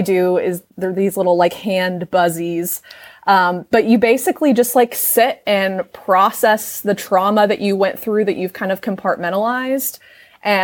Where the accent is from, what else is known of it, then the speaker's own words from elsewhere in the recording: Southern Illinois, United States; I grew up in Southern Illinois where it's very conservative